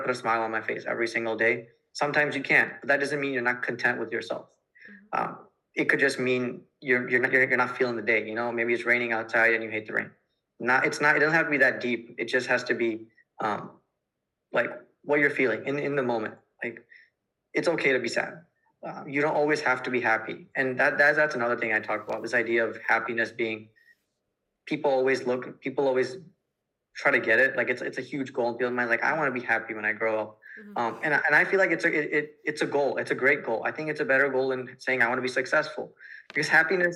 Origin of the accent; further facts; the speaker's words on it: United States; being an Indian American